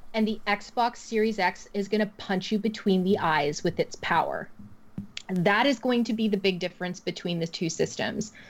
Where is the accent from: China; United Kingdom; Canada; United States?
Canada; I'm super Canadian